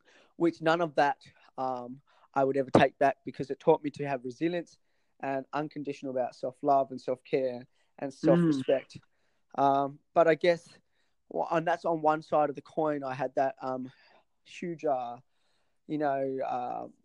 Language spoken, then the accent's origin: English; Tasmania, Australia; moved away as an adult; also born or lived in Sri Lanka; now in Sydney, Australia; I moved to Tasmania in 1991, where I lived in Tassie for about 20 to I was 25